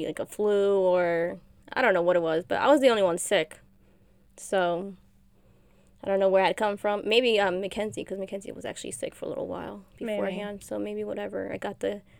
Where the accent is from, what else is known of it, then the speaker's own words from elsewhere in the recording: New Jersey, United States; We're from Jersey. Woohoo! Jersey girls.